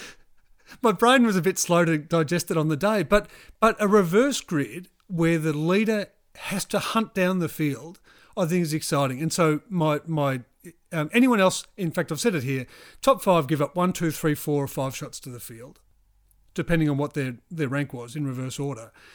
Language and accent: English; New Zealand; I'm from New Zealand